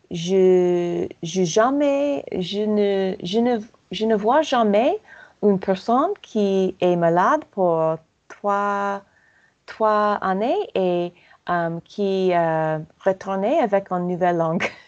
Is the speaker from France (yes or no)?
yes; Paris, Île-de-France, France; je suis je suis parisienne